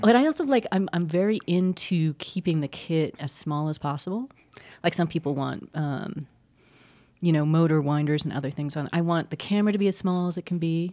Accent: California, United States; now in New Mexico, United States; I grew up in California, which is like the breadbasket or one of them of California, and I never that never was a draw to me until I moved to New Mexico

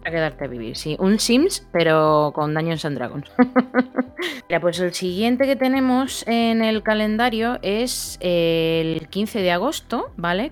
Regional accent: Seville, Andalusia, Spain; yo vengo de Sevilla y aunque yo siempre he considerado que soy una persona que una sevillana que no es sevillana

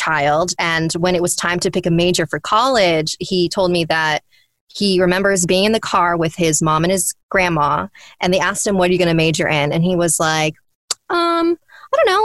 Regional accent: United States; they came from a different culture and I was raised here in America

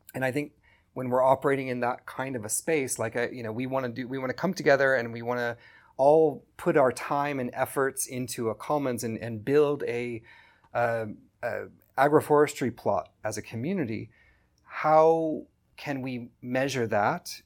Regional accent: California, United States; moved away as an adult; now in Kenya; I grew up in California

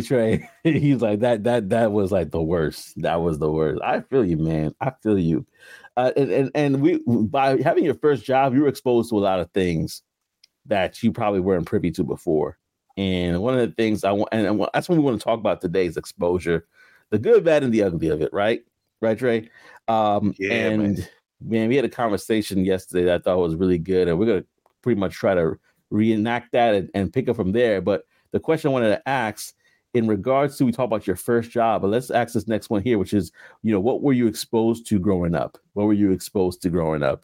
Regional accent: New York City, New York, United States; also born or lived in Queens / Brooklyn; I grew up in New York, you know. I was living in Queens for a while

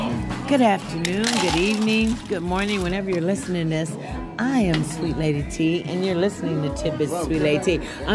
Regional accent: Birmingham, Alabama, United States; I'm from Birmingham, Alabama, on a trip.

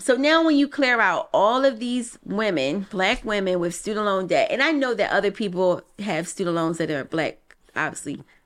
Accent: Philadelphia, Pennsylvania, United States; I'm from Philly

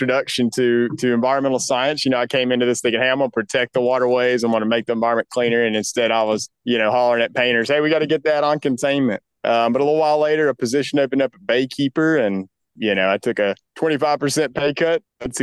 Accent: Lake Guntersville, North Alabama, United States; I grew up in North Alabama up on the Tennessee River in Gunnersville Lake.

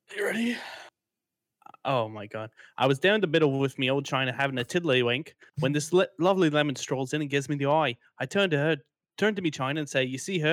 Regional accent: Kemptville, Ontario, Canada; I'm from Kempville

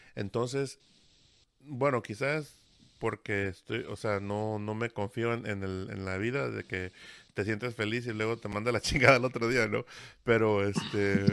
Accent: Veracruz, Mexico; yo soy de la del Golfo de México, ¿no? De Veracruz

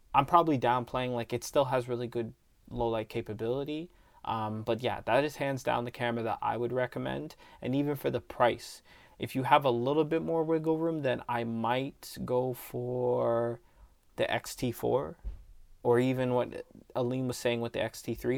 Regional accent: Canada; we're from Canada

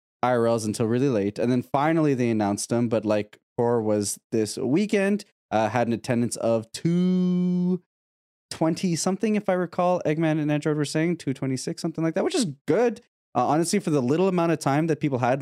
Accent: Canada; as a Canadian

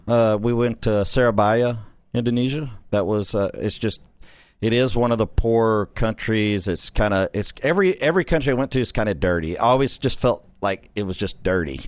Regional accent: Corrigan, Texas, United States; I grew up in that small town

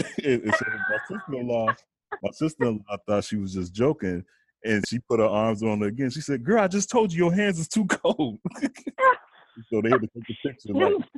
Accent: Chicago, Illinois, United States; I'm a kid from Chicago

